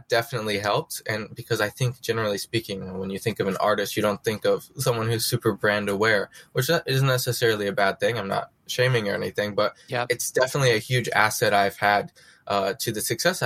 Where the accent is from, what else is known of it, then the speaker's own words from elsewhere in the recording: American Midwest, United States; now in New York, United States; I was born in the American Midwest